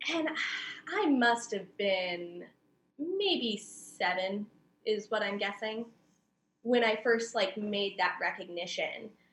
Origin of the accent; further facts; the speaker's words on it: Oceanside, California, United States; I'm from San Diego, so I was born and raised in Oceanside